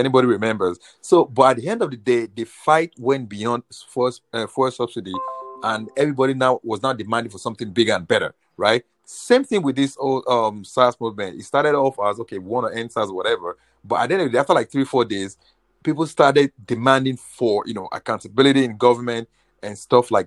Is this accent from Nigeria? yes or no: yes; Nigeria; moved away as an adult; now in United States; I spent at least the first 22 years of my life in Nigeria